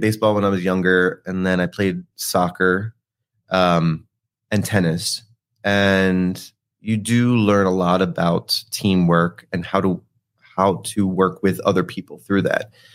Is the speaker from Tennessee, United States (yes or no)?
no; New Jersey, United States; moved away; I'm from South Jersey, so the Philly area